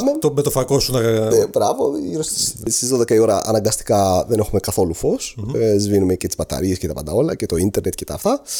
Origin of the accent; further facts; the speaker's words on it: Greece; εγώ έρχομαι από την Ελλάδα